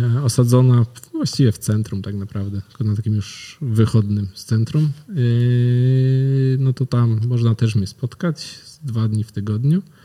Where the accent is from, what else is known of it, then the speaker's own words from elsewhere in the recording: Wągrowiec, Greater Poland, Poland; z mojego rodzinnego miasta, z Wągrowca